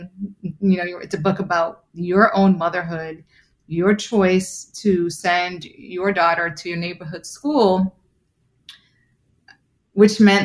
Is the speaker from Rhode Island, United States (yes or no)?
no; New York City, New York, United States; I'm also a Bronxite. I grew up in the Bronx